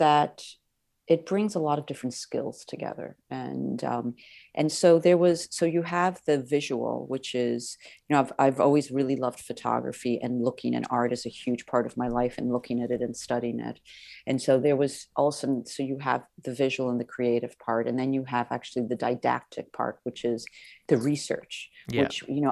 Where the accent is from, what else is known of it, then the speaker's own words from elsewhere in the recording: Milan, Lombardy, Italy; I grew up in Italy